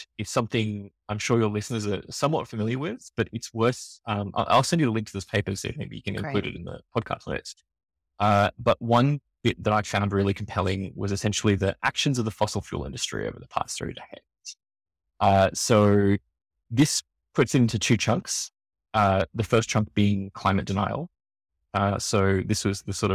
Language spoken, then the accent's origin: English; Australia; accent: Australian; I come from Australia, you can tell from my accent